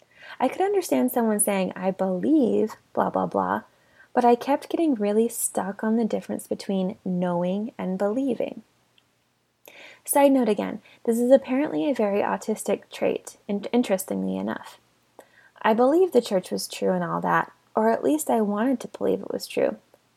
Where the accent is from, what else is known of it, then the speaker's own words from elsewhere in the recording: South Island, New Zealand; I grew up in the South Island of New Zealand, where Mormons were few and far between